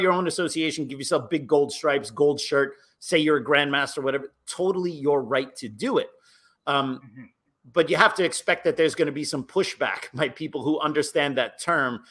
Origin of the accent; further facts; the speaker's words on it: United States; as an American